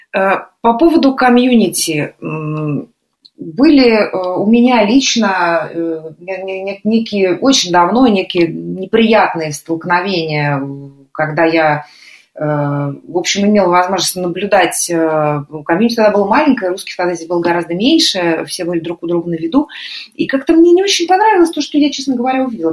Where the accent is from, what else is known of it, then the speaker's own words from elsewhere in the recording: Russia; moved away as an adult; now in Lisbon, Portugal; мы выросли и жили в России